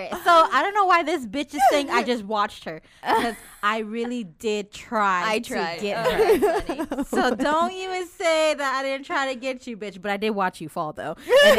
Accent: Kansas, United States; I'm from Kansas

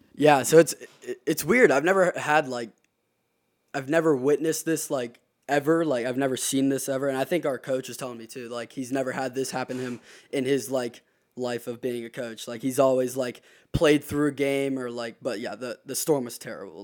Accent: Charleston, South Carolina, United States; I'm from Charleston, South Carolina

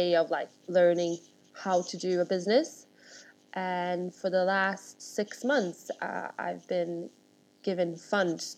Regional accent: Stockholm, Stockholm County, Sweden; moved away as an adult; now in London, United Kingdom; So I'm born and raised in Sweden, with Russian parents, and I grew up in Stockholm.

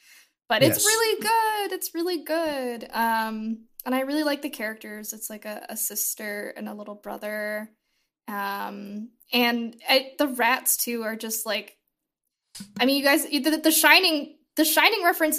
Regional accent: Canada; I'm still Canadian.

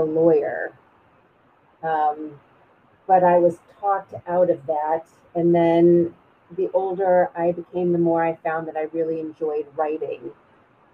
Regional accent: Glencoe, Illinois, United States; I grew up in Glencoe, which is 30 minutes north of Chicago

